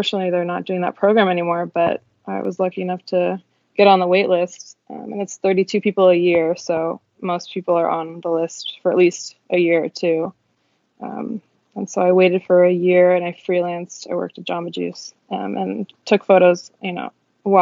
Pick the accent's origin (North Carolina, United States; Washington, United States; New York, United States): Washington, United States; Seattle; I'm from Seattle, Washington. Born and raised